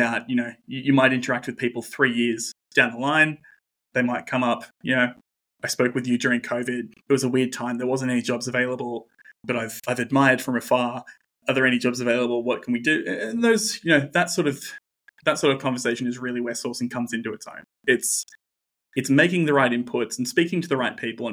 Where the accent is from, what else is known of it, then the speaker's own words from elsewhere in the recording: Newcastle, New South Wales, Australia; I'm from Newcastle